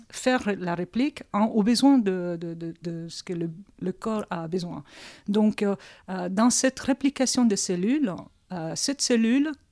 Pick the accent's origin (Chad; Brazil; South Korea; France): South Korea; je réponds, je suis coréenne.